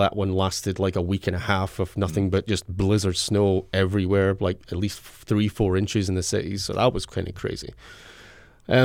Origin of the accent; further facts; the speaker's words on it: Scotland, United Kingdom; But as a Scotsman, you don't tend we tend to be pale blue in colour